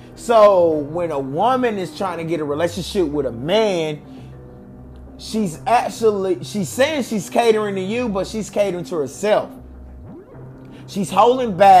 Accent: the South, United States; I'm from the South. I'm a South baby.

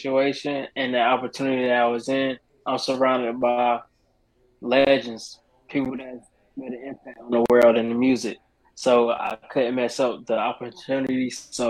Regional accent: Salisbury, North Carolina, United States; I'm from Salisbury, North Carolina. You know what, man, 704.

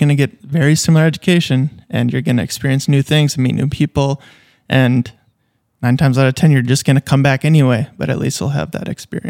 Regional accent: Fergus, Ontario, Canada; I think like just growing up in Fergus and having a great time and whatnot

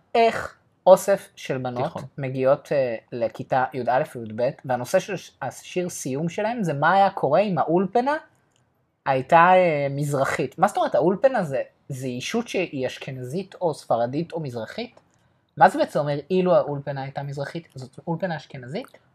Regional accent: Ramat Gan, Tel Aviv District, Israel; בתור בוגר של תיכון אה, חילוני, ליברלי, למדתי בבליך ברמת גן

